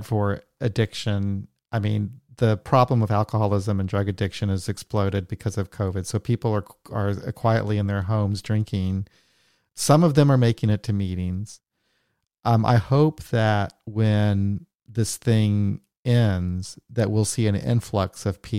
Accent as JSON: {"language": "English", "country": "United States", "said": "as an American"}